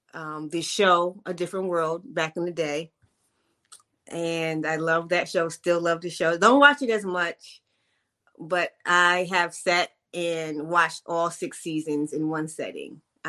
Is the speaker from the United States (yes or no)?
yes; Hawaii, United States; born there; I am the daughter of a New York woman and a Jamaican man. And I was born in Hawaii.